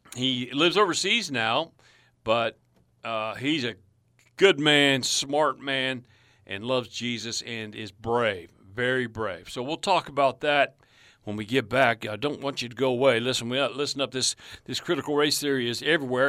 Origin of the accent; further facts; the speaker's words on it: United States; I'm an American.